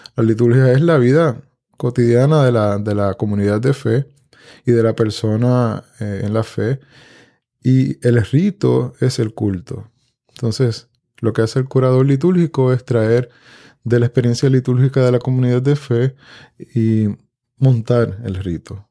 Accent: Puerto Rico; Yo vengo de una familia de campo aquí en Puerto Rico, donde la mesa era centralidad en la casa de mi abuela

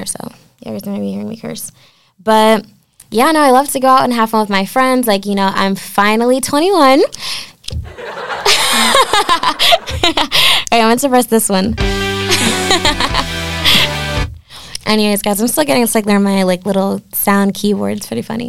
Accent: Norwalk, Connecticut, United States; I'm from Norwalk, Connecticut.

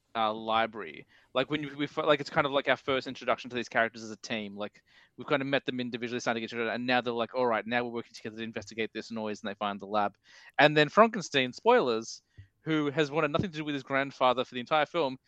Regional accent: United Kingdom; I'm British.

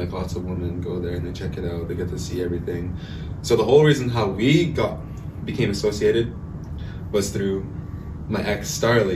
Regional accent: Saddle Lake Cree Nation, Alberta, Canada; I'm from Satellite Cree Nation.

